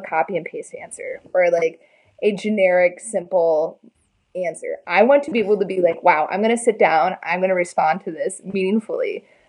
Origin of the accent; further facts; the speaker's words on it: Des Moines, Iowa, United States; I'm from Des Moines